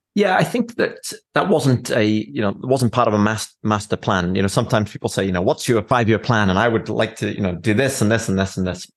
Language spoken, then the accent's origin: English; Wales, United Kingdom; moved away as an adult; now in Fort Wayne, United States; when I was very young, I grew up in Wales